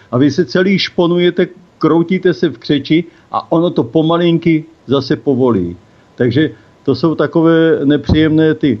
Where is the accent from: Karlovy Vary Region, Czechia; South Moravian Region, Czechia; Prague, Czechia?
South Moravian Region, Czechia; now in Týn nad Vltavou, Czech Republic; Bydlím v Týně nad Vltavou, pocházím z Jižní Moravy, ale pracoval jsem dlouho na atomové elektrárně